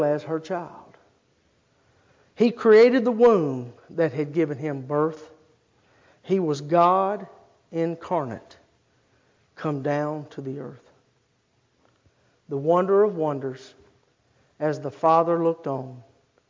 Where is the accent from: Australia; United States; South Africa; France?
United States; Start, Louisiana; And I grew up in Start, Louisiana.